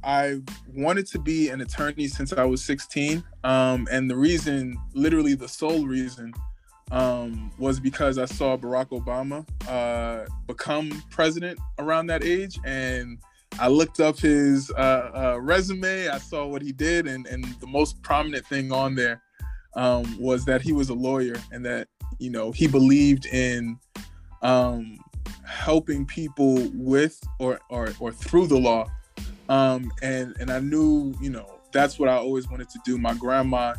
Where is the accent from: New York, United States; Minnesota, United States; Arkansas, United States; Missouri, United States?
New York, United States; moved away as an adult; now in Washington, D.C. area, United States; originally I'm from New York